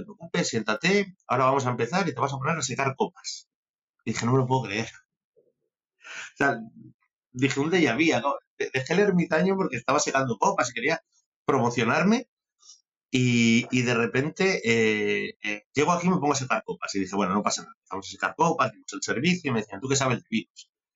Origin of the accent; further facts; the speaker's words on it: Benavente, Castile and León, Spain; moved away as an adult; also born or lived in San Sebastián; yo soy un, un benaventano de pro, soy un chaval de Benavente que, que su padre tenía restaurantes